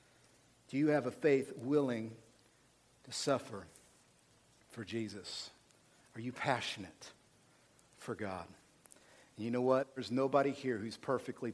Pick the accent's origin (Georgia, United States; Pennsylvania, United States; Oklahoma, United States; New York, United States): Oklahoma, United States; We, from Oklahoma